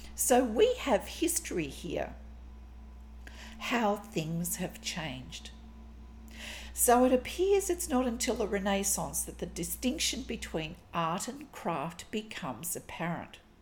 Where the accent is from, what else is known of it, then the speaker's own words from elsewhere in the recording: Australia; I'm an Australian textile artist